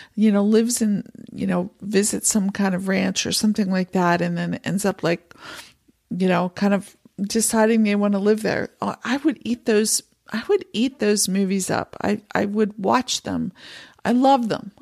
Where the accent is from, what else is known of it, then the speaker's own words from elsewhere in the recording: Pennsylvania, United States; moved away as an adult; also born or lived in San Francisco Bay Area, California; now in Montana, United States; I grew up in Pennsylvania